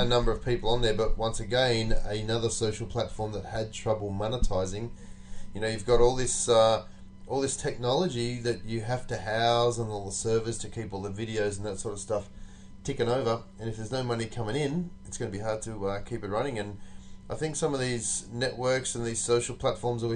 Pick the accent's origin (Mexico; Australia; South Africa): Australia; moved away as an adult; growing up in Australia